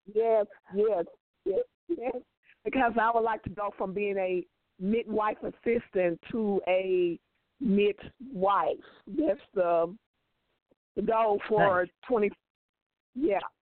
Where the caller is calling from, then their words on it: Memphis, Tennessee, United States; I am calling from Memphis, Tennessee